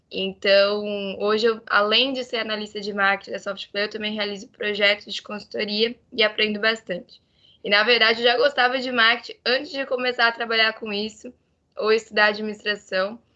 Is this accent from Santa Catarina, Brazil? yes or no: yes; Florianópolis, Santa Catarina, Brazil; eu sou aqui de Floripa